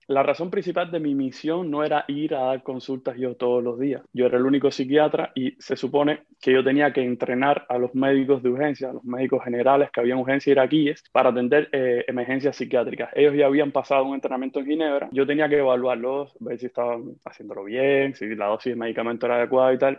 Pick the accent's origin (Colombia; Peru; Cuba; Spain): Cuba; moved away as an adult; also born or lived in Haiti; yo salí de Cuba, ya, ya van a ser casi dos años